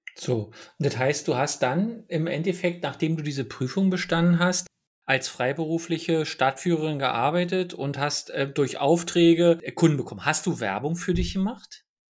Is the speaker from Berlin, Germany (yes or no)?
yes; Berlin, Germany; ich komme nun aus Ostberlin